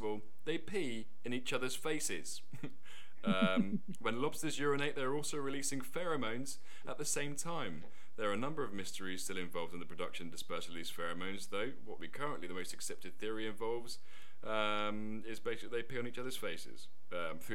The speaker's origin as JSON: {"language": "English", "town": "Gosport", "region": "South East England", "country": "United Kingdom", "tie": "born or raised there", "said": "I was born in Gosport"}